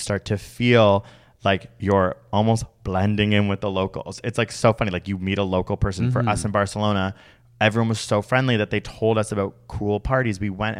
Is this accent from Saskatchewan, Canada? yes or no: no; Toronto, Ontario, Canada; Being like, oh my God, I'm so stressed with the TTC getting to and from my work because I'm from Toronto.